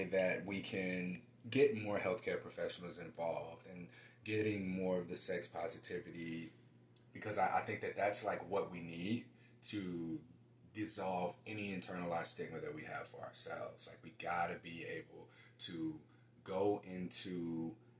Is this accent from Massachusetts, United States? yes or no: no; St. Louis, Missouri, United States; moved away as an adult; also born or lived in Houston, Texas; now in Portland, United States; Born and raised in St. Louis.